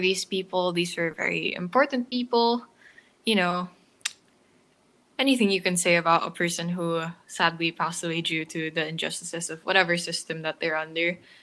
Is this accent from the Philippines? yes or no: yes; Philippines; I live in the Philippines. I've lived here like all my life.